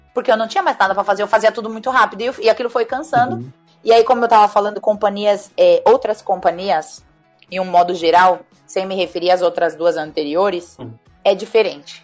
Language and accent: Portuguese; Brazil; o máximo que eu poderia chegar como brasileira nessa companhia